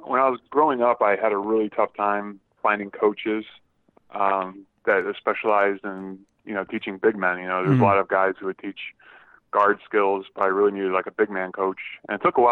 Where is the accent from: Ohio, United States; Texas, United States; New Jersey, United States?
New Jersey, United States; Mantua and Mullica Hill; moved away as an adult; also born or lived in Joliet, Illinois; now in Florida, United States; I was born in Chicago area, Joliet, and then I moved to New Jersey, and I lived there for about 20 years, and I've been in Florida for about 6